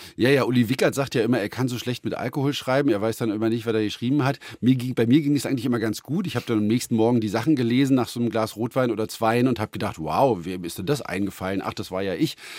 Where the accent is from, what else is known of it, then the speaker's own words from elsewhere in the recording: Brandenburg, Germany; auf dem Land bei uns in Brandenburg